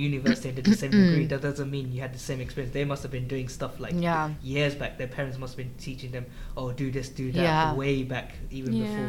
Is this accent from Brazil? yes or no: no; Germany; now in United Kingdom; I was born in Germany